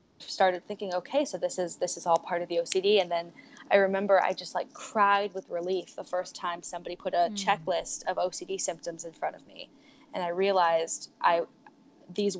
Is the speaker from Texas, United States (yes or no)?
no; Silicon Valley, California, United States; I'm from Silicon Valley